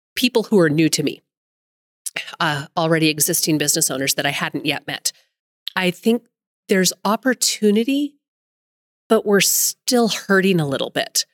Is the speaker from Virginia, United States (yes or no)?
no; Billings, Montana, United States; also born or lived in Carbon County, Montana; Lived in Billings pretty much up my entire life, other than a short little stint in Carbon County